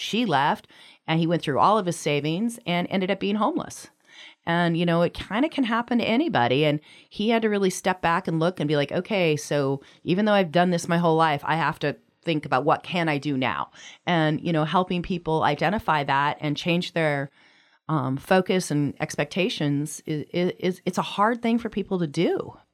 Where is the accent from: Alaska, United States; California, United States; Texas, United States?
Alaska, United States; Anchorage; moved away; I'm from Anchorage originally, but hadn't lived here in a number of years